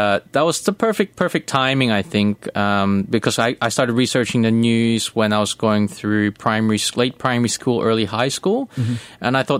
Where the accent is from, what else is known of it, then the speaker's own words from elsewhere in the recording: Australia; also born or lived in Manila, Philippines; Well, I was born in Manila, but I grew up mostly in Australia. So I was roughly about 2 years. When I was 2 years old, I moved to Melbourne, Sydney, Melbourne, then Adelaide.